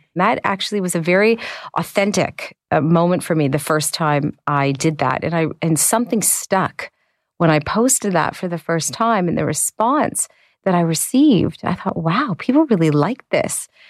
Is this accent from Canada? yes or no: yes; Canada